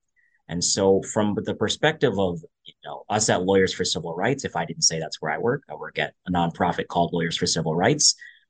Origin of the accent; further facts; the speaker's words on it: Albany, New York, United States; now in Boston, United States; I am originally from the Albany, New York area, but now living in the Boston area.